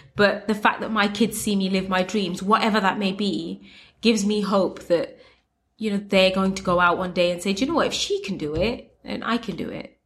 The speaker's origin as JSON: {"language": "English", "country": "United Kingdom", "said": "I am Muslim and I am brown and I'm Bangladeshi and I'm British"}